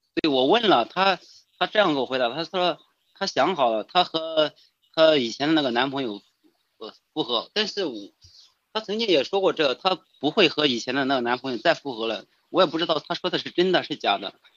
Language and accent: Chinese; Xi'an, Shaanxi, China; 我是西安的